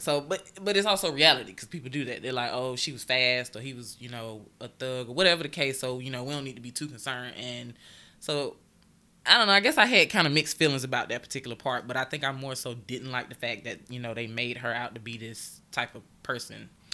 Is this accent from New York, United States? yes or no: no; Augusta, Georgia, United States; moved away as an adult; I am originally from Augusta, Georgia, born and raised